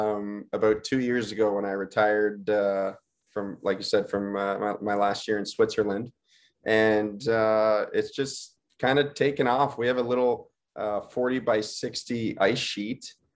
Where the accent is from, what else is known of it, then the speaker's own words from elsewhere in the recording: Greenfield Park, Quebec, Canada; first language English; growing up in a predominantly French area. And my town was Greenfield Park is the name of the town that I grew up in. And it was probably about 50% English households. There's about 20,000 people that live there, and 50% French, French speaking households.